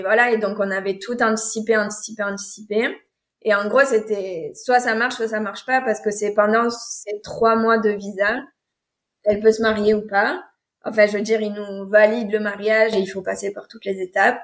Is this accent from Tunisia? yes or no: no; France; je suis française